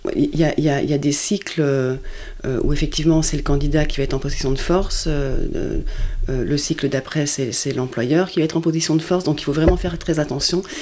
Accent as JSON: {"language": "French", "country": "France", "also_born_or_lived": "Luxembourg", "said": "je suis française"}